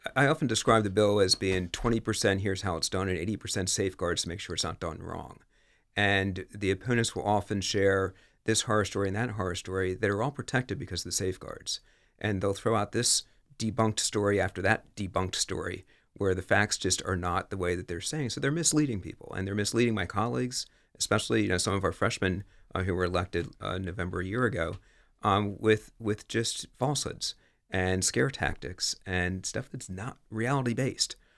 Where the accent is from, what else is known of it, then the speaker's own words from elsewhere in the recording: Bel Air, Maryland, United States; moved away as an adult; also born or lived in West Chester / Washington, D.C. area; now in Newark, United States; I grew up in Bel Air, Maryland.